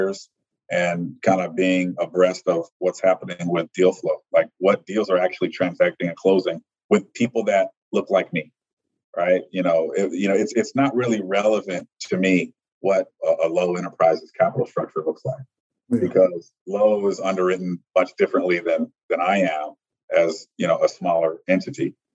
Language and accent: English; Chicago, Illinois, United States; I'm from Chicago. Mm-hmm. And so I grew up in downtown Chicago